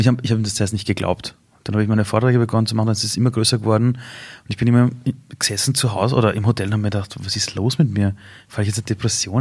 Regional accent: Vienna, Austria; bei uns in Simmering beim Fußballkäfig

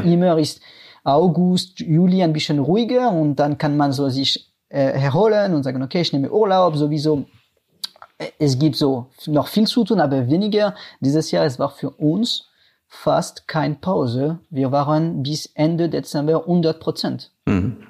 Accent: France; German is a second language; moved away as an adult; now in Cologne, Germany; wie ihr äh, hören könnt, ich komme aus Frankreich und ja, ich wohne ungefähr seit acht Jahren in Deutschland

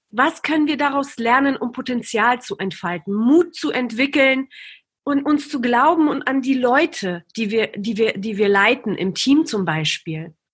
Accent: Berlin, Germany; moved away as an adult; now in Bavaria, Germany; Ich bin in Berlin groß geworden. Ich bin erst vor eineinhalb Jahren nach Bayern gezogen. Bin in Neukölln groß geworden

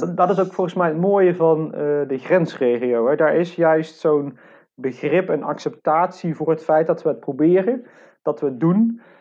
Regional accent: Venlo, Limburg, Netherlands; ik ben geboren in Venlo, maar ook echt letterlijk heel erg dicht bij die grens

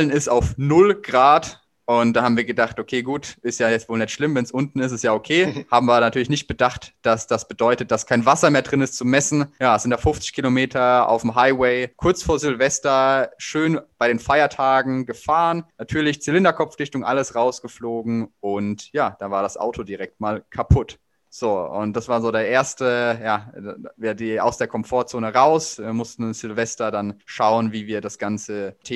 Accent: Heidelberg, Baden-Württemberg, Germany; ich bin 24 äh, Jahre alt und ich komme aus Heidelberg

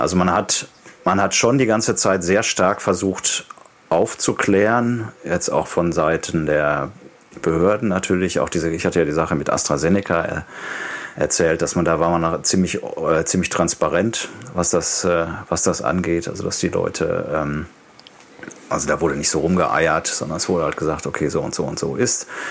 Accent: Germany; moved away as an adult; also born or lived in Denmark; now in Copenhagen, Denmark; als, als Deutscher, wenn man aus einem, aus einem Land kommt, wo 83 Millionen Menschen leben, und dann in ein Land zieht mit 5,8 Millionen

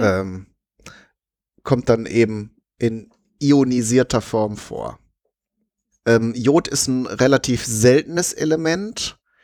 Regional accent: Alpine region, Southern Germany, Germany; bei uns in Süddeutschland, also im Alpenraum

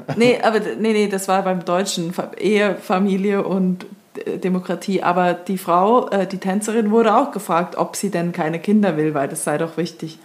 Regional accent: Switzerland; moved away; als Schweizerin, die jetzt seit einem Jahr nicht mehr in der Schweiz war

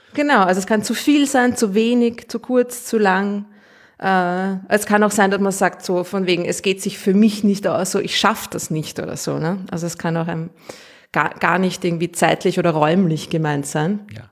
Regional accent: Austria; accent: Austrian; ich ich rede zu Österreichisch

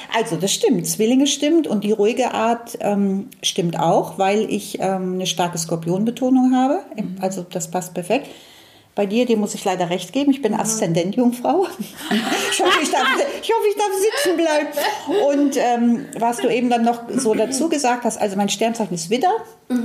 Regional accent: Cologne, North Rhine-Westphalia, Germany; ich bin ja in Köln aufgewachsen

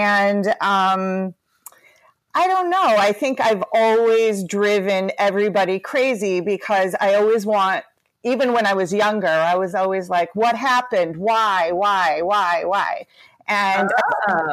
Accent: Southern California, United States; I've been born and raised in Southern California

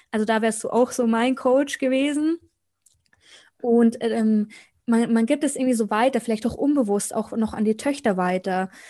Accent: Munich, Bavaria, Germany; Also ich komme aus München, ist heute mein erster Podcast.

